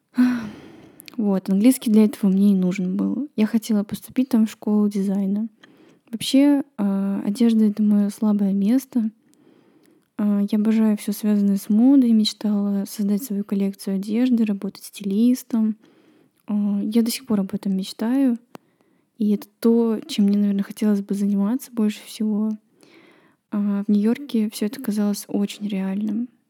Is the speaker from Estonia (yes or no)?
yes; Estonia; В нашей стране все усложняется тем, что надо знать эстонский